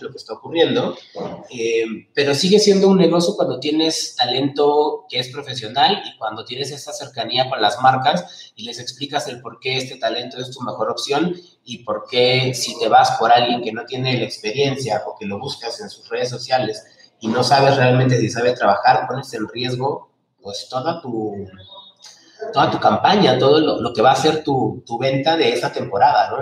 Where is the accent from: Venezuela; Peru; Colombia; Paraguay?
Peru; moved away as an adult; also born or lived in Lima; now in Mexico; yo soy peruano